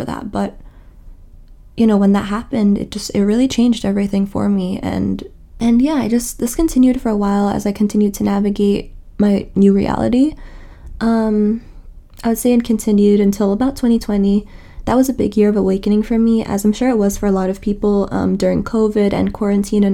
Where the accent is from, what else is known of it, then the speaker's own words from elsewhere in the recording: New York City, New York, United States; I'm from New York City. I was born and raised here, and my parents are Egyptian.